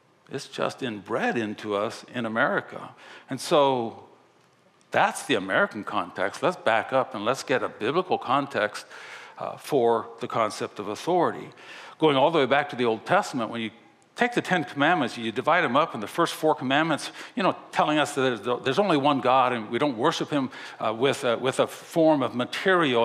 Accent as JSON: {"language": "English", "country": "Japan", "tie": "born or raised there", "moved": "yes", "lives_now": "United States", "said": "I grew up in Japan where honor and respect was a huge part of that culture."}